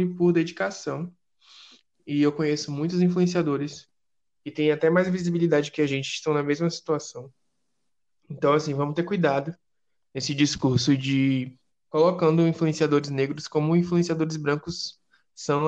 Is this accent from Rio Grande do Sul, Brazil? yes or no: no; Salvador, Bahia, Brazil; aqui em Salvador, já que nós, nós Lista Preta somos de Salvador